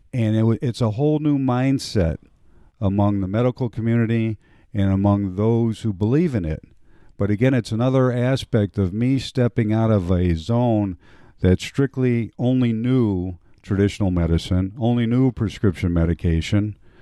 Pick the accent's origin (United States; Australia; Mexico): United States; Cleveland, Ohio; I grew up in a, uh, Polish neighborhood in inner city, what would today be described as inner city Cleveland, Ohio